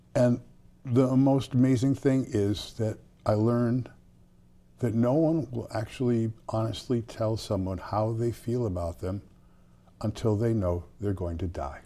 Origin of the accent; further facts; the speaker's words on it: South Deerfield, Massachusetts, United States; I grew up in South Deerfield, which is a small town